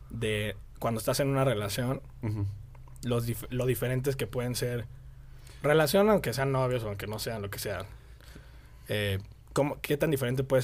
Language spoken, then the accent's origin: Spanish; Mexico City, Mexico; now in Querétaro, Mexico; Del DF. Del DF. Nací en el DF, pero llevo aquí como, no sé.